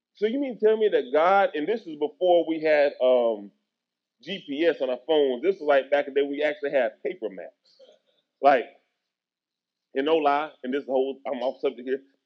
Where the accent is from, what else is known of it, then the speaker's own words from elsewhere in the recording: Tennessee, United States; moved away as an adult; also born or lived in Kentucky / Texas; when I moved back to Tennessee, which was my hometown